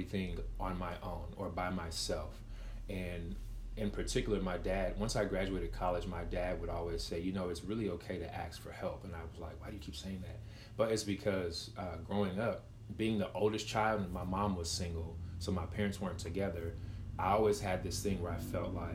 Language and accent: English; Waco, Texas, United States; I'm from Waco